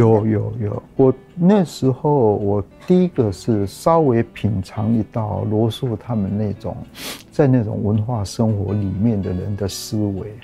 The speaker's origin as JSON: {"language": "Chinese", "region": "Taipei", "country": "Taiwan", "tie": "born or raised there", "said": "那我老家在那里"}